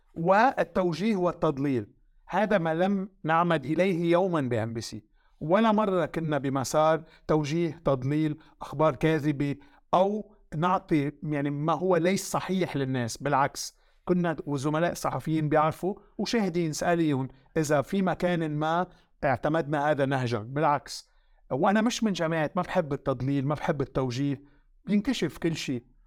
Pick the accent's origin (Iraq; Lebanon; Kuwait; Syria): Lebanon; also born or lived in France; now in United Arab Emirates; وانا فرنسي لبناني